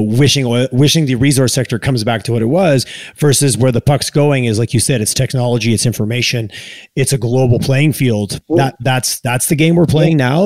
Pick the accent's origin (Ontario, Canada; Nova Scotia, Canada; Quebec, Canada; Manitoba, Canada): Quebec, Canada; now in Calgary, Canada; I grew up in Quebec and now I live in Alberta